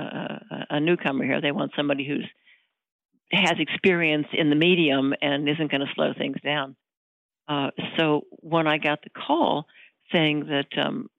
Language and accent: English; Florida, United States; moved away as an adult; also born or lived in Milwaukee, Wisconsin; now in Los Angeles, United States; I was raised in Florida. I was born in Milwaukee. And my family moved to Florida when I was about 8 years old